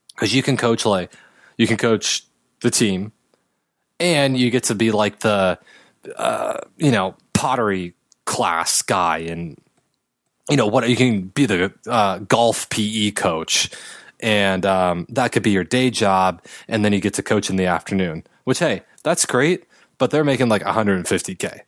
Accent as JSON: {"language": "English", "town": "Los Angeles", "region": "California", "country": "United States", "tie": "born or raised there", "said": "Laker fan growing up, being from L"}